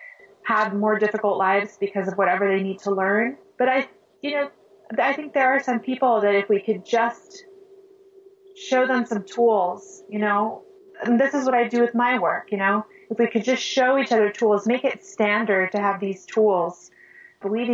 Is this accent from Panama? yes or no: yes; Panama; I grew up in Panama, third world country